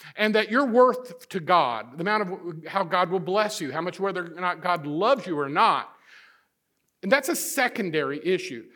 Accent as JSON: {"language": "English", "region": "Midwest", "country": "United States", "said": "I'm a Midwesterner"}